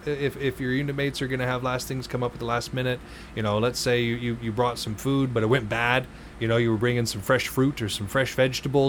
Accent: Montana, United States; I come from Montana

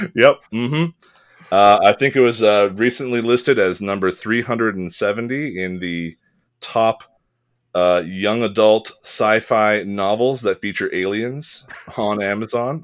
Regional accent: California, United States; I was born in California to, uh, an American father and an Italian mother

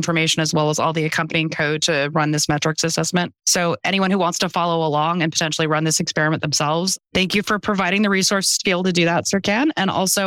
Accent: United States; now in Bonn, Germany; my home country, the United States

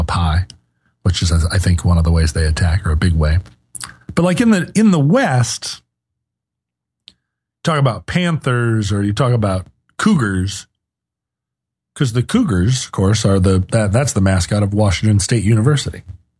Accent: South Africa; I'm from South Africa.

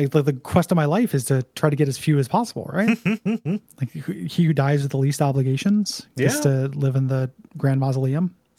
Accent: Bergen, Vestland, Norway; English is a second language; I got a good laugh at Assassin's Creed Valhalla's portrayal of my hometown of Bergen, Norway, as a polar bear infested land of eternal winter.

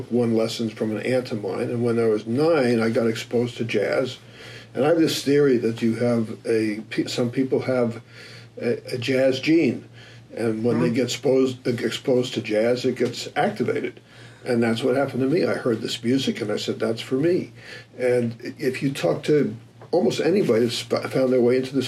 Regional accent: New York City, New York, United States; moved away as an adult; also born or lived in North Dakota; now in Phoenix, United States; I'm from New York City, and I went to college in North Dakota for 4 years

